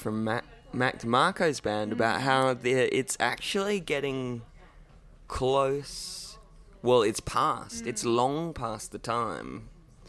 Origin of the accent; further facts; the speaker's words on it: Derby, Western Australia, Australia; also born or lived in Perth; I actually grew up in Derby.